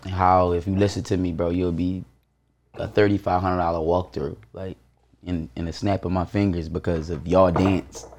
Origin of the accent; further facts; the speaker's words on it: Baltimore, Maryland, United States; I'm from Baltimore.